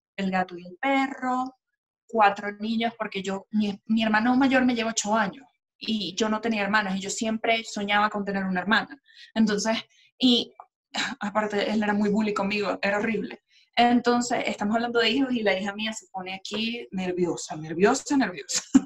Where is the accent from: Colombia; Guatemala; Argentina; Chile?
Colombia; yo soy colombiana